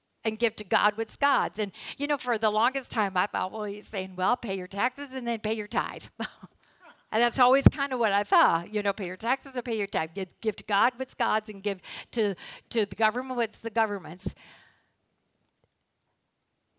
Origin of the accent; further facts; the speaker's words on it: United States; As American citizens